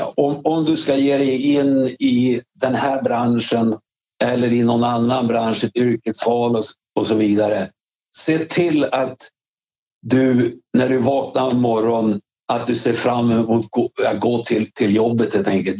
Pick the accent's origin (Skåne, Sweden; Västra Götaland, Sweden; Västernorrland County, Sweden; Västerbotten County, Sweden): Västernorrland County, Sweden; Svedjeholmen; moved away as an adult; also born or lived in Örnsköldsvik / Stockholm / New York; när jag kom från Svedjeholmen